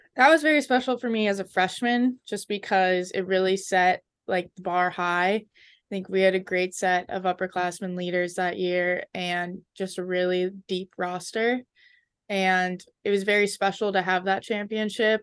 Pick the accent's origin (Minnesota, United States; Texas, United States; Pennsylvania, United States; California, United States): Minnesota, United States; Edina; moved away as an adult; now in Princeton, United States; I'm very proud to be from there